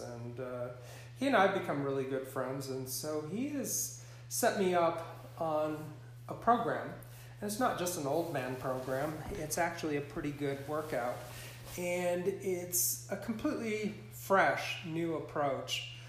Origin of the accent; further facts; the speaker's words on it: Montana, United States; moved away as an adult; also born or lived in Singapore; growing up in Montana, growing up on a cattle ranch